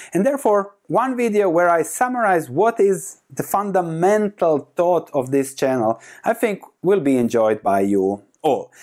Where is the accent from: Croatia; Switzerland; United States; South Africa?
Croatia; moved away as an adult; I come from Croatia, lived the first 30 years in Croatia